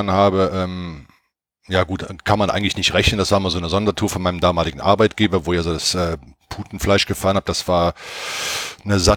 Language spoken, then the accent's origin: German; Cologne, North Rhine-Westphalia, Germany; now in Nuremberg, Germany; bin dann irgendwann von Köln weg, also ich bin in Köln aufgewachsen, äh, nach Nürnberg umgezogen